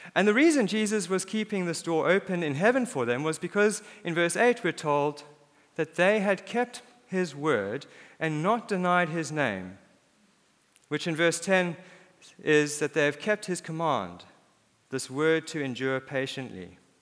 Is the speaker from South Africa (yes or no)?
yes; South Africa; born or raised there; moved away; also born or lived in Cape Town, South Africa